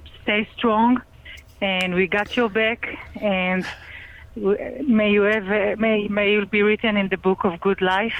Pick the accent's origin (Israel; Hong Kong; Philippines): Israel; now in New York, United States; I'm from Razi, New York. I just wanted to tell you how much I'm as an Israeli